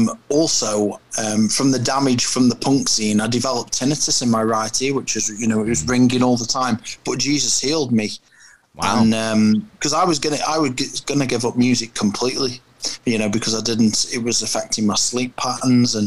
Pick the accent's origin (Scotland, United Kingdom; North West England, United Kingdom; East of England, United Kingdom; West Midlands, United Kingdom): West Midlands, United Kingdom; Stoke-on-Trent; I'm from Stoke-on-Trent, England, which is kind of smack bang in the middle of the UK